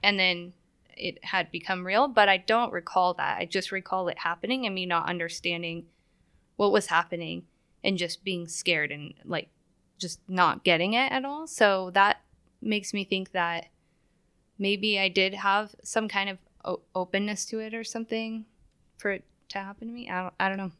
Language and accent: English; Billings, Montana, United States; moved away as an adult; also born or lived in California; now in Spokane, United States; I was in the first grade, and we moved into a house, um, in Billings, Montana.